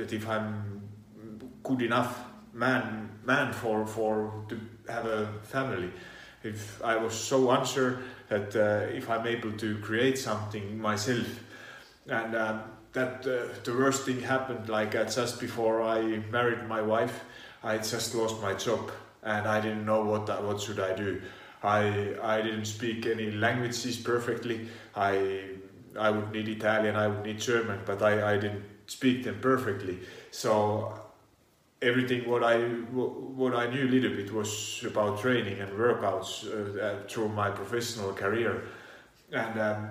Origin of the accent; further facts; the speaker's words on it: Finland; now in Italy; Originally, I come from Finland. I do live in Italy